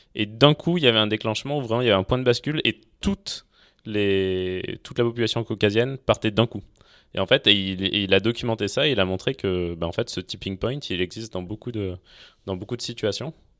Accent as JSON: {"language": "French", "town": "Clermont-Ferrand", "region": "Auvergne-Rhône-Alpes", "country": "France", "said": "Donc moi, je viens de Clermont-Ferrand à la base. Euh, je suis auvergnat et, assez attaché, assez attaché à ça"}